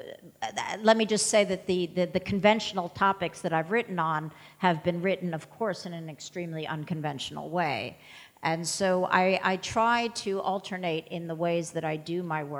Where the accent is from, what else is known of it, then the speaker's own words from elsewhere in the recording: United States; I'm an American working in Chinese history